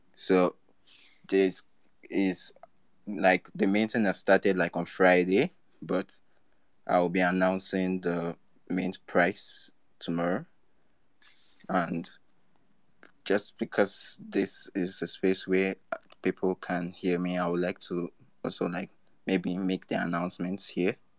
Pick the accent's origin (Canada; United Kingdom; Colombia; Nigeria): Nigeria; I'm from Nigeria